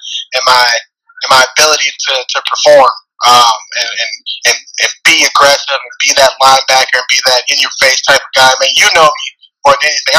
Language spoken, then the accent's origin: English; Atlanta, Georgia, United States; born and raised in Atlanta, Georgia